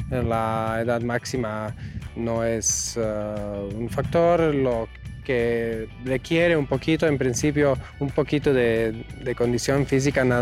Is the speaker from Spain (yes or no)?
no; Croatia; now in Mexico; Soy mm, instructor de parapente, vengo de Croacia y aquí estamos en el hangar 5, en, por Valle de Bravo